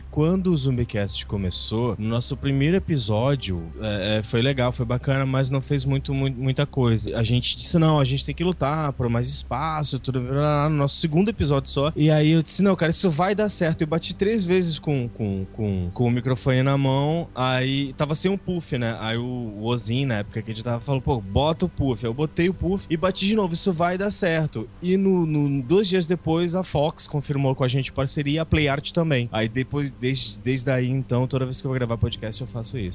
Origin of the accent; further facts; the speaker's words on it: Pará, Brazil; eu sou paraense.